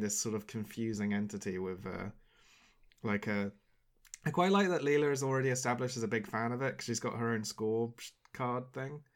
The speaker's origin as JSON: {"language": "English", "country": "United Kingdom", "said": "as a British person"}